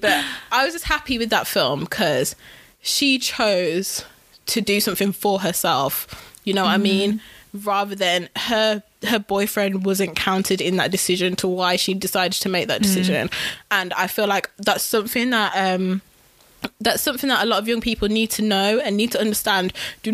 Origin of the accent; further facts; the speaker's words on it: Wolverhampton, West Midlands, United Kingdom; we're all from Wolves